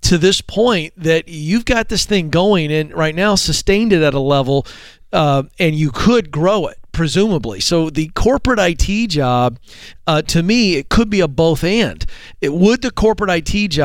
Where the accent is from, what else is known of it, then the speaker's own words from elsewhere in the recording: the South, United States; I'm a Southerner